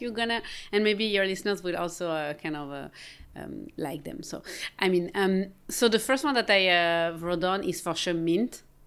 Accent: Geneva, Switzerland; moved away; I'm from Geneva, Switzerland

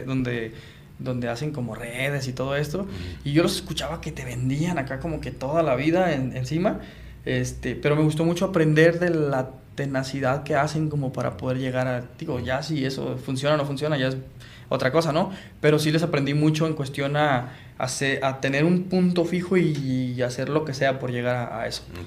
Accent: Sinaloa, Mexico; moved away as an adult; now in Tijuana, Mexico; soy bien sinaloense

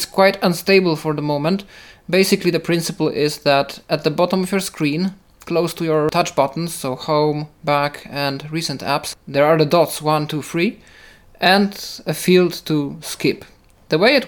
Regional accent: Poland; first language Polish; English is a second language; For me, it's Polish, I guess, because that's my native language, so I use it the most

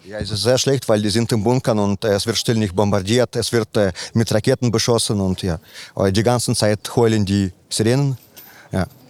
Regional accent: Vinnytsia, Vinnytsia Oblast, Ukraine; now in Bonn, Germany; Ich komme aus Bonn, ja. Aber ich komme ursprünglich aus Vinica, das äh, eine ukrainische Stadt, also in, in der Mitte, also quasi im Zentrum von Ukraine

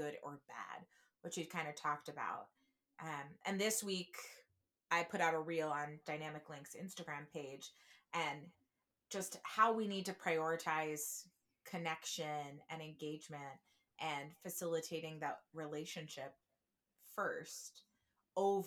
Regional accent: New Jersey, United States; now in Chicago, United States; I am from New Jersey

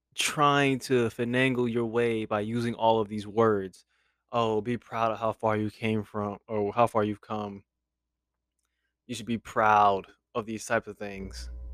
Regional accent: United States; as an American

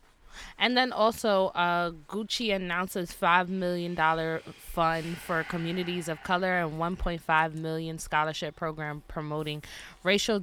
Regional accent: New York, United States; we grew up in New York

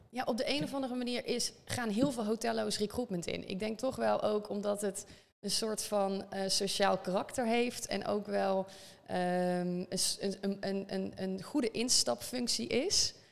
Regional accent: North Brabant, Netherlands; accent: Brabant; geboren in het Brabantse, zoals je misschien wel een beetje door de zin heen kan horen

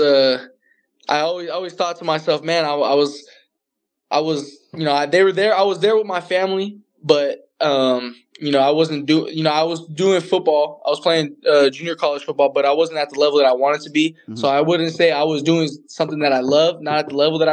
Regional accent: California, United States; I'm from California

